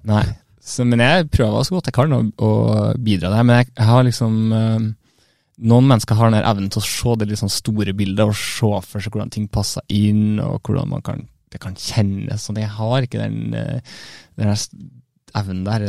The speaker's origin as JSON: {"language": "Norwegian", "town": "Brønnøysund", "region": "Nordland", "country": "Norway", "lives_now": "Bodø, Norway", "said": "Jeg vet ikke om jeg er ekte nordlending når jeg er så langt sør fra som Brønnøysund"}